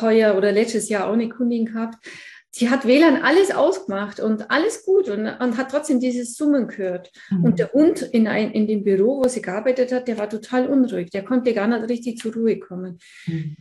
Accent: Allgäu, Bavaria, Germany; ich komme hier aus dem Allgäu. Man hört es wahrscheinlich auch etwas, ganz verleugnen kann ich es nicht.

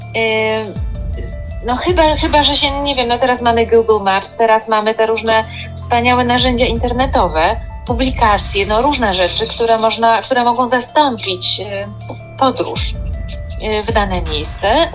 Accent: Kraków, Lesser Poland, Poland; wychowałam się, dorastałam od pierwszych dni życia y, na Placu Mariackim w Krakowie

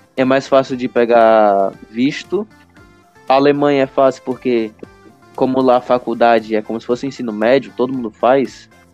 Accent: Brazil; nasci no Brasil

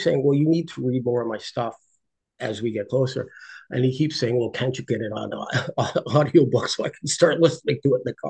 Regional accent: Ireland; I'm Irish, my wife's Indian

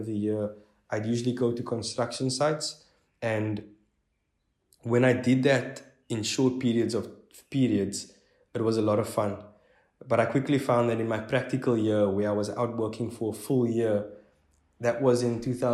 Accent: Strand, Western Cape, South Africa; I'm from Strand, which is about 45 Ks outside of Cape Town CBD

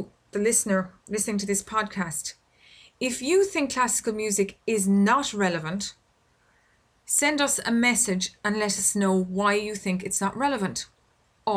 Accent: Ireland; I record this podcast here in my home country of Ireland

